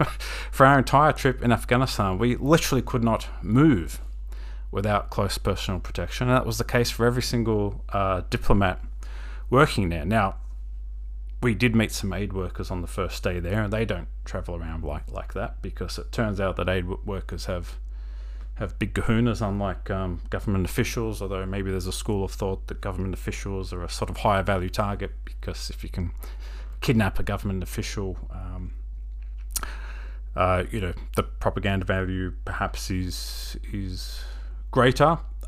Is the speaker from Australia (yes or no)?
yes; Australia; you have to meet up with an armed convoy when you're visiting as an Australian official